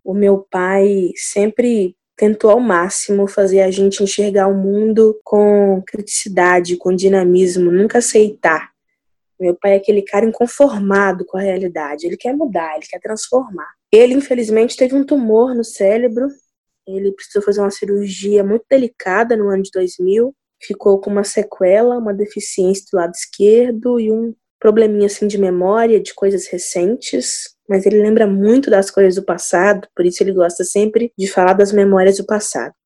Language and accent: Portuguese; Minas Gerais, Brazil; Como uma boa mineira, o programa preferido da infância era sentar na calçada e ficar ouvindo os mais velhos contarem histórias